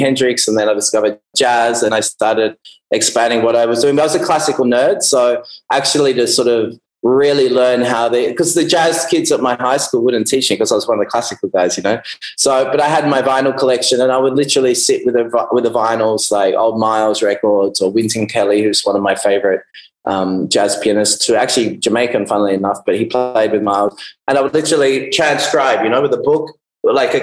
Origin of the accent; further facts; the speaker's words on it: Melbourne, Victoria, Australia; moved away as an adult; also born or lived in United Kingdom; now in Byron Bay, Australia; I grew up in Melbourne in Australia